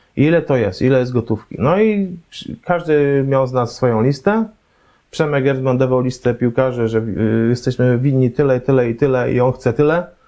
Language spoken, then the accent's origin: Polish; Poznań, Greater Poland, Poland; jestem z Poznania, jestem z Poznań